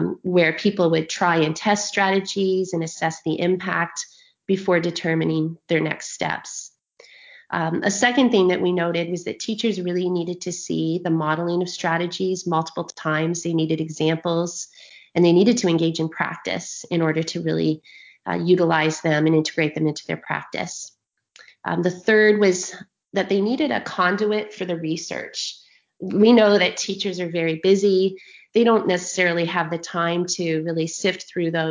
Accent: Ontario, Canada; I'm from Ontario, Canada

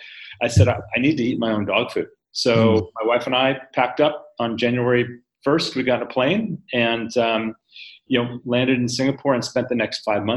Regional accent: United States; You can come in, and I'll stereotype as an American.

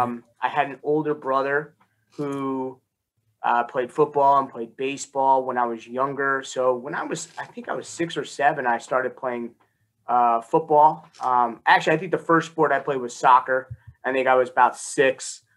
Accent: Newark, New Jersey, United States; born there; Yeah, so I was born in Newark, and both my parents grew up in Newark, went to Barringer High School.

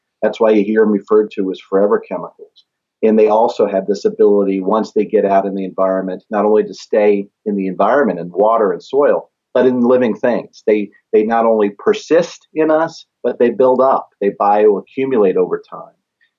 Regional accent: Parkersburg, West Virginia, United States; So this is kind of what I viewed as my hometown. Because my dad was in the military. We moved around a lot, but we always went back to Parkersburg.

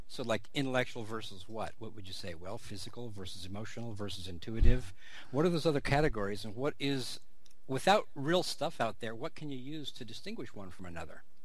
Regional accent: California, United States; growing up in California, being sort of a a very open, multicultural place, multilingual place

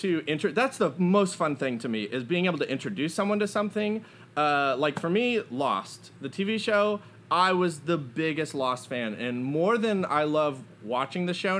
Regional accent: San Antonio, Texas, United States; I'm from San Antonio.

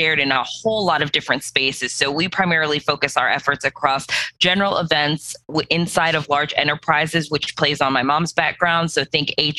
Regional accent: Cleveland, Ohio, United States; also born or lived in New York City / Nashville, Tennessee / Birmingham; now in Atlanta, United States; originally, I come from Cleveland, Ohio

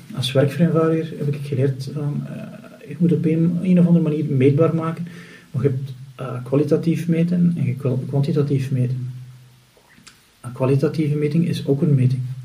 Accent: Flanders, Belgium

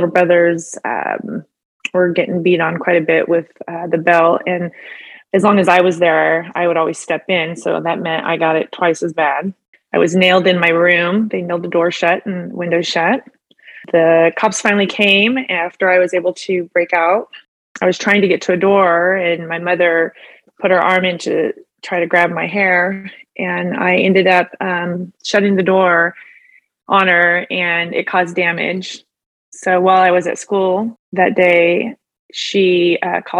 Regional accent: Chico, California, United States; moved away as an adult; also born or lived in Sacramento, California / Phoenix, Arizona; now in Roseville, United States; I'm from Chico, California

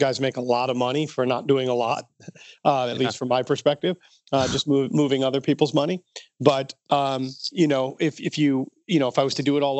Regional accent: North Country, New York, United States; also born or lived in Albany, New York; I grew up way up on the Canadian border, and we called it the North Country, and it was right literally on the Canadian border

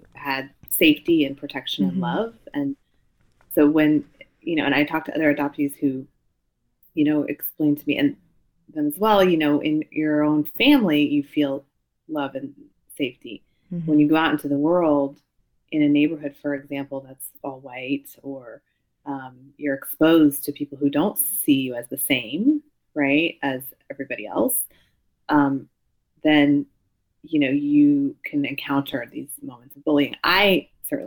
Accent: United States; I'm Japanese American

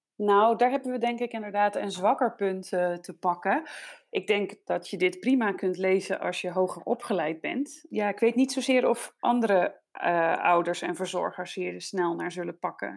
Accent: Netherlands; now in Denmark; Wij zijn Nederlanders allebei, mijn man en ik

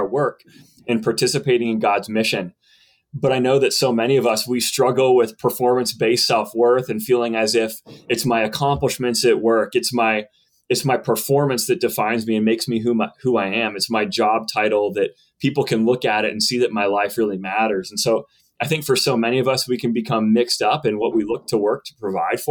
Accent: Western Pennsylvania, United States; also born or lived in Johnson City, Tennessee; I'm from Western Pennsylvania and grew up the son of a pastor

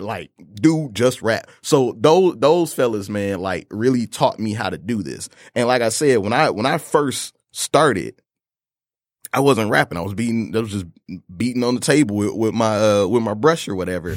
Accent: Detroit, Michigan, United States; Detroit, Michigan, born and raised, uh, in an area, uh, Joy Row and Southfield

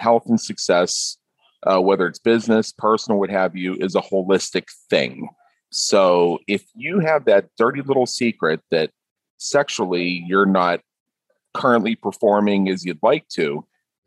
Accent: Pittsburgh, Pennsylvania, United States; now in Las Vegas, United States

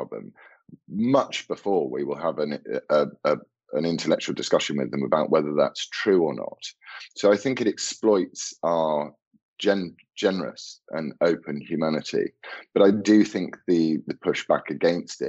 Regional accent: United Kingdom

